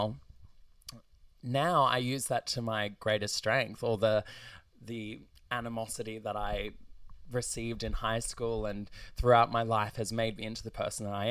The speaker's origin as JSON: {"language": "English", "town": "Ipswich", "region": "Queensland", "country": "Australia", "tie": "born or raised there", "said": "I grew up in Goodna / Redbank Plains"}